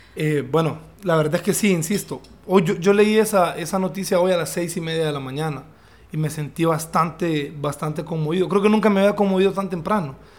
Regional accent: Honduras; also born or lived in London; nosotros eh, casi no tenemos acento

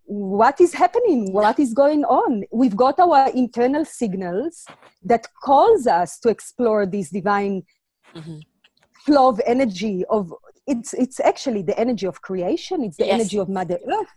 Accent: Israel; also born or lived in Latvia; now in South Africa; I was born in Latvia and grew up in Israel

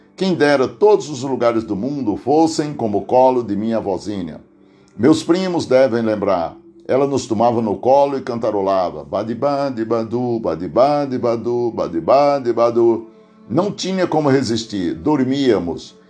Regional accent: Aurora, Ceará, Brazil; now in Santo André, Brazil; lá no Tipi, distrito de Aurora, Ceará, onde nasci

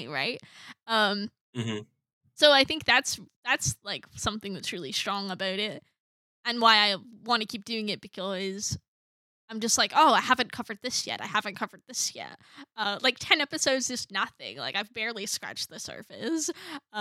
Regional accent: Scotland, United Kingdom; from Scotland

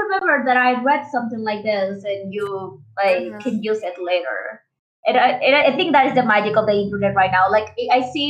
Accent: Mexico; I'm 26, so and I'm from Mexico

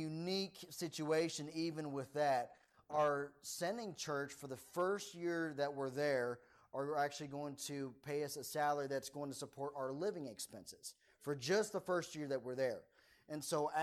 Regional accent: Maryland, United States; moved away; I'm originally from Maryland

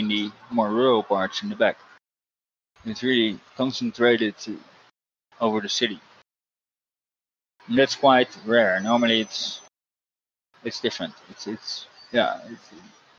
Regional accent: Netherlands; born or raised there

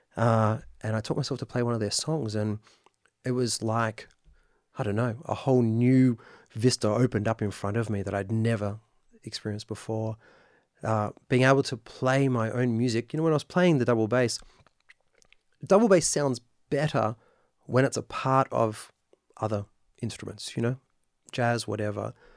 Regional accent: Sydney, New South Wales, Australia; also born or lived in United Kingdom; now in Nashville, United States; I grew up in Sydney, Australia

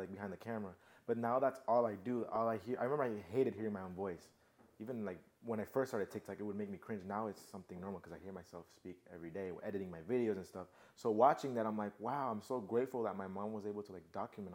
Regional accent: Broward County, South Florida, United States; Yo nací en Florida, South Florida, in Broward. And I've lived there my entire life, the same house

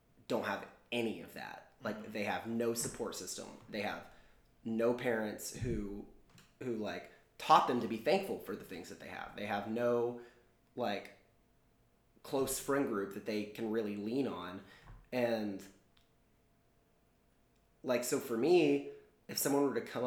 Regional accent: Texas, United States; growing up in Texas, like I did

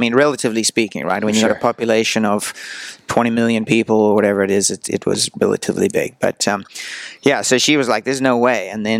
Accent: just outside of Johannesburg, Gauteng, South Africa; I grew up just outside of Johannesburg

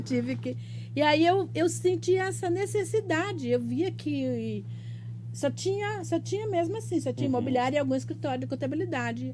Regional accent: Northeast Region, Brazil; now in Piracicaba, Brazil; Sou nordestina eternamente

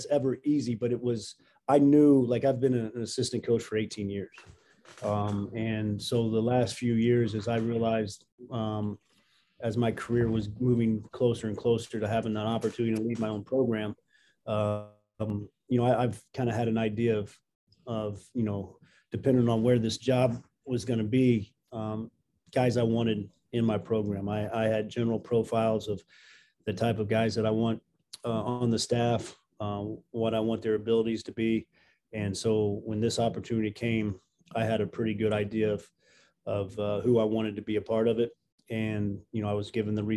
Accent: Jasper, Indiana, United States; I was going into second grade when we moved to Jasper, so that's what I call home

